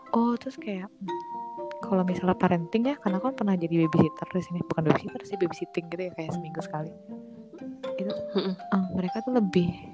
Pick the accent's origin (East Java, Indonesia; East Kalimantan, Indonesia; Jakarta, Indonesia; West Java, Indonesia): Jakarta, Indonesia; accent: South Jakarta (Jaksel) speech; moved away; aku anak Jakarta Selatan banget